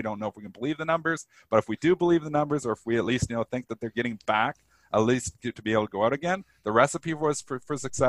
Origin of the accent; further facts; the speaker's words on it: Canada; I'm Canadian.